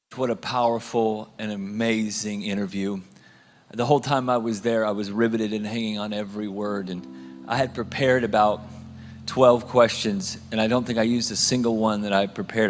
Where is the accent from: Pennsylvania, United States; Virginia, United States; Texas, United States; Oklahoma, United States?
Oklahoma, United States; Tulsa; I'm from Tulsa, Oklahoma